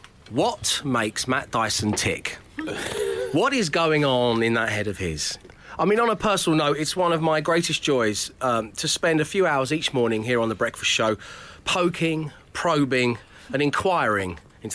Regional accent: South East England, United Kingdom; I'm from Buckinghamshire.

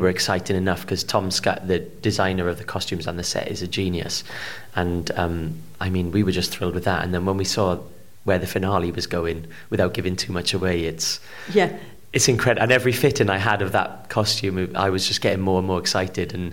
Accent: Port Talbot, Wales, United Kingdom; I'm from Port Talbot, which is sort of known for either its steel or its actors

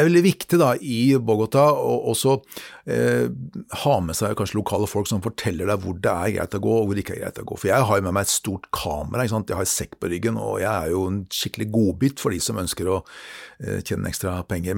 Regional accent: Norway; meg som nordmann

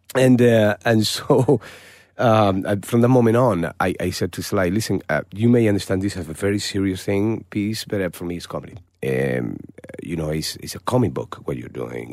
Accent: Málaga, Andalusia, Spain; English is a second language; moved away; my hometown, in Malaga.

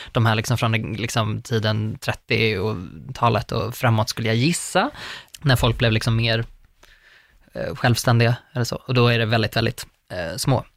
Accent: northern Uppland, Uppsala County, Sweden; jag har väldigt mycket den baktakten i hur jag pratar, för att jag är från Norduppland

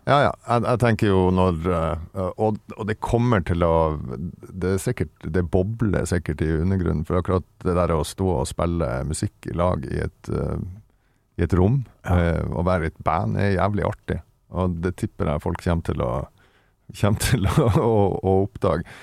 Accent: Vesterålen, Nordland, Norway; moved away; oppe i Vesterålen, der jeg kommer ifra

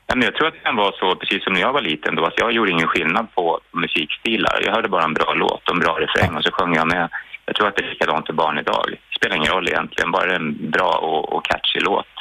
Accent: Gävle, Gävleborg County, Sweden; Jag kommer ju från Gävle från början

